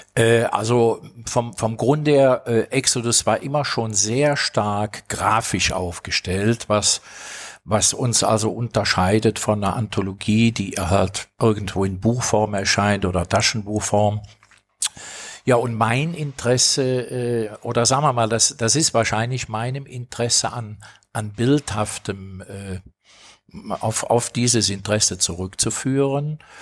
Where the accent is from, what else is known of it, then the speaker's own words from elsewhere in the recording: Rhineland, Germany; bin als Rheinländer mit belgischen Wurzeln